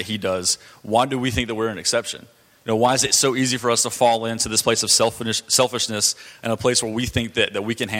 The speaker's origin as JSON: {"language": "English", "town": "Douglasville", "region": "Georgia", "country": "United States", "tie": "born or raised there", "said": "I grew up in Georgia. You know, I lived in Douglasville until I was about 10 years old, and I've lived here for the last 11 years"}